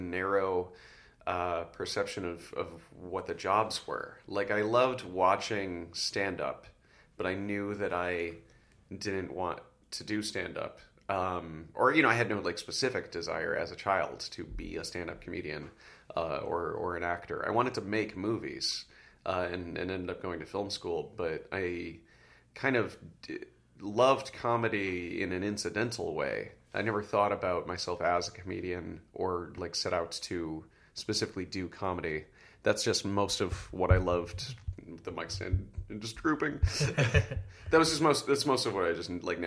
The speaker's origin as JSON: {"language": "English", "town": "Oak Park", "region": "Illinois", "country": "United States", "tie": "born or raised there", "said": "I'm from Oak Park, Illinois"}